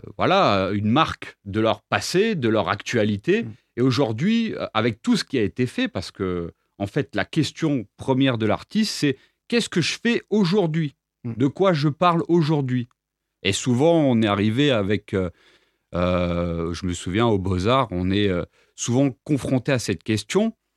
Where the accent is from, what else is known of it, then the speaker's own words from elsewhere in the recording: Reims, Grand Est, France; moved away as an adult; also born or lived in Nîmes; now in Apulia, Italy; je suis né à Reims en 1993